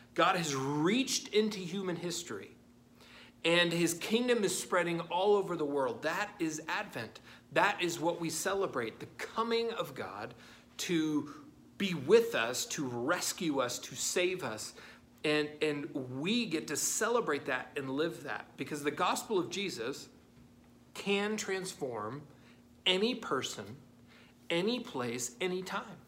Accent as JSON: {"language": "English", "country": "United States", "said": "as American Christians"}